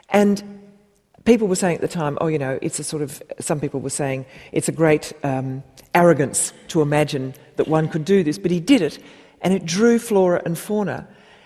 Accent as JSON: {"language": "English", "town": "Perth", "region": "Western Australia", "country": "Australia", "tie": "born or raised there", "said": "I grew up in Perth"}